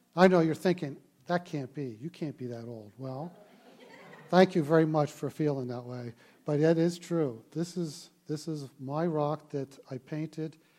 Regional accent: Baltimore, Maryland, United States; I grew up in Baltimore, Maryland

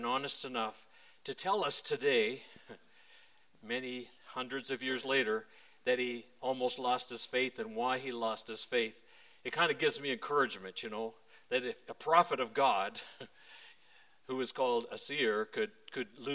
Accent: Parry Sound, Ontario, Canada; I was born and raised near Parry Sound.

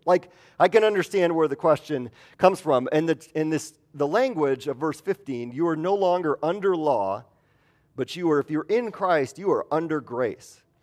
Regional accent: Midwest, United States; moved away; I'm from the Midwest

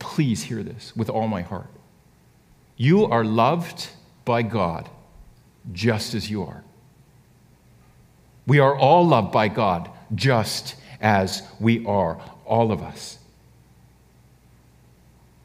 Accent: Canada; we're actually Canadian

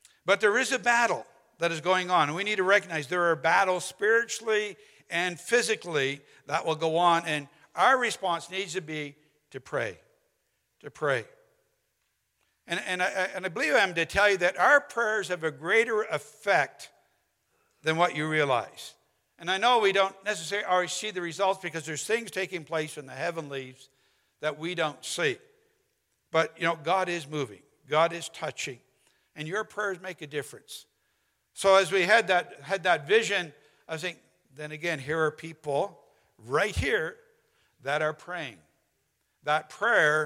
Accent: St. Paul, Alberta, Canada; it's a town called St. Paul, about 2 hours northeast of Edmonton

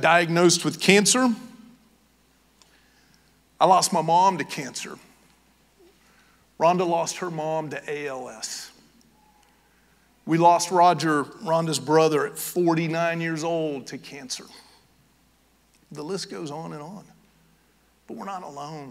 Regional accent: Knoxville, Tennessee, United States; now in Georgia, United States; I'm from Knoxville, Tennessee

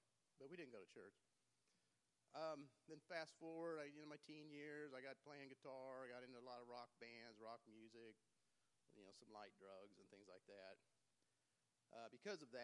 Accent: Independence, Missouri, United States; I was born and raised out in East Independence. I went to Fort Osage High School

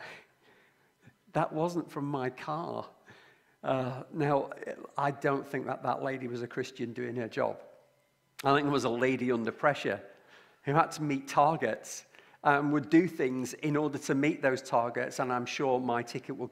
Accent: Lancashire, North West England, United Kingdom; also born or lived in Liverpool; I come from Lancashire and my family is from Liverpool.

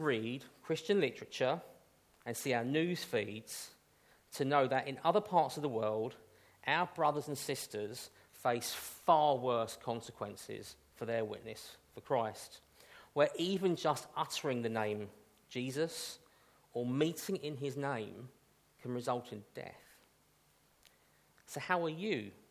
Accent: United Kingdom; we are British after all

